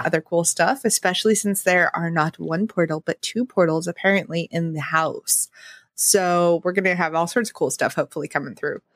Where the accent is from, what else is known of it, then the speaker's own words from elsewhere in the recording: the West, United States; growing up in the West